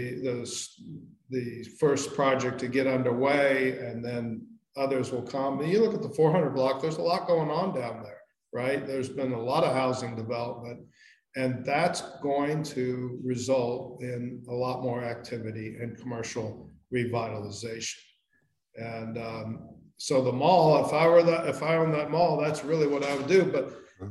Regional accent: Indiana, United States; moved away as an adult; also born or lived in Walla Walla, Washington; now in Santa Barbara, United States; I grew up in Indiana

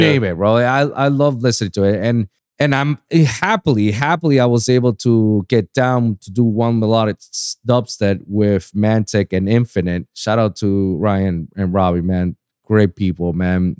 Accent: Puerto Rico; moved away; also born or lived in Pennsylvania; I was born and raised in Puerto Rico

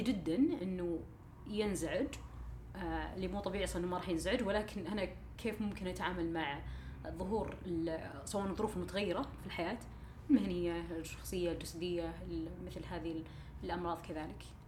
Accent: Saudi Arabia; عندنا في السعوديه

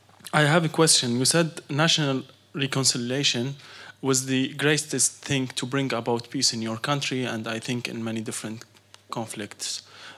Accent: Syria; now in Berlin, Germany; I come from Syria, and I'm a student of politics at Barth College Berlin.

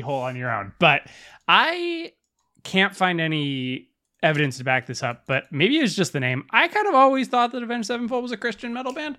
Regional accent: Southern California, United States; we're from Southern California

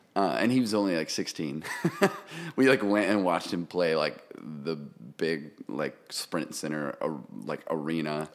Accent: Kansas City, Missouri, United States; moved away as an adult; also born or lived in Oregon; now in Nashville, United States; I'm originally from Missouri, Kansas City

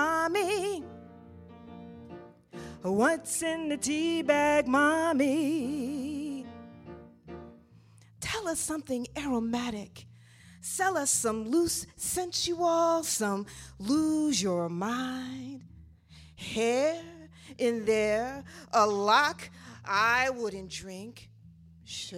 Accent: Cleveland, Ohio, United States; now in Brooklyn, United States; I'm originally from Cleveland

